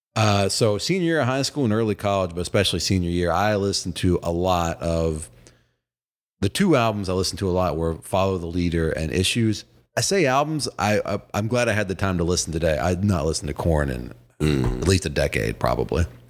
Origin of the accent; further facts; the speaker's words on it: Virginia, United States; as a kid growing up in Virginia who was a Braves fan